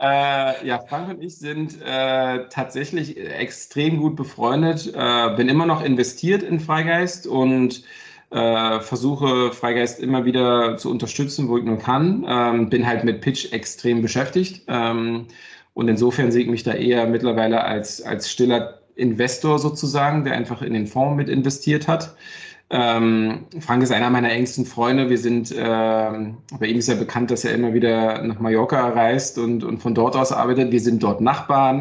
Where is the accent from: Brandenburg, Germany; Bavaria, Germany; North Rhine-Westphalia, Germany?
Brandenburg, Germany; Brandenburg an der Havel; now in Berlin, Germany; ich komme ja halt aus Brandenburg, aus der Havel, ja. Wir hatten damals nicht viel, äh, weder im Osten noch nach der, nach der Wende